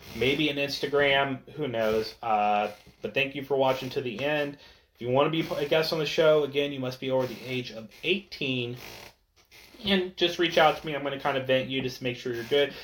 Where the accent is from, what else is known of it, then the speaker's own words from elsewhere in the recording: United States; as American citizens